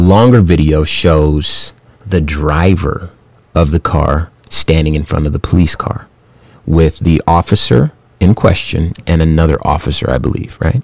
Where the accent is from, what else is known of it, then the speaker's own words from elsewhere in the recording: Compton, California, United States; I'm from Compton